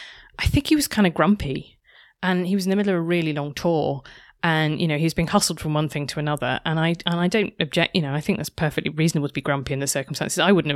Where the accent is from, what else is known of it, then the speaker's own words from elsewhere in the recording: United Kingdom; Like, that's just a very, like, I'm British.